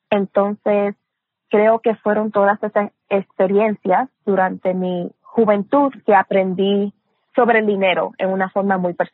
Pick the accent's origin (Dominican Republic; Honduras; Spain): Dominican Republic; also born or lived in Puerto Rico / Brooklyn, New York; nací en Nueva York, en Brooklyn, Nueva York, pero me crié entre República Dominicana y Puerto Rico. Mi mamá es puertorriqueña, mi papá es dominicano